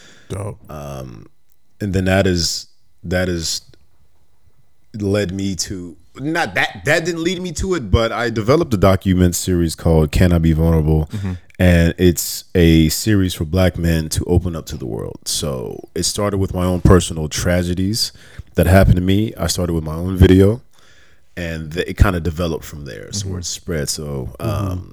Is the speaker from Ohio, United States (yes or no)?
no; Las Vegas, Nevada, United States; now in Los Angeles, United States; I'm born and raised in Las Vegas.